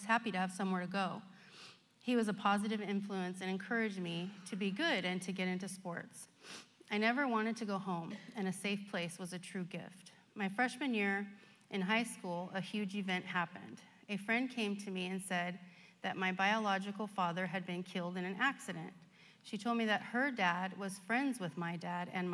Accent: Stockton, California, United States; I was born in Stockton, the youngest of two children to a single mom

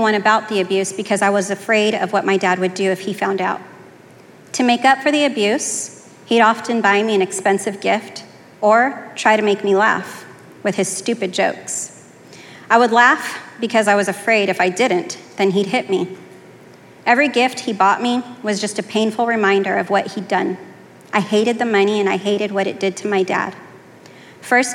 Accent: Fresno, California, United States; I was born in Fresno, California

